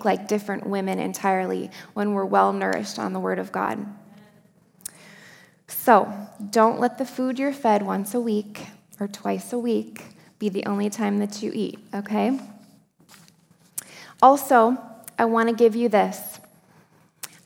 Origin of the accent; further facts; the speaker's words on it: Upper Peninsula of Michigan, United States; I grew up in the Upper Peninsula of Michigan